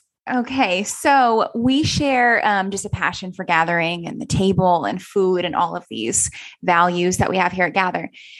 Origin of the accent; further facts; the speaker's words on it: United States; as an American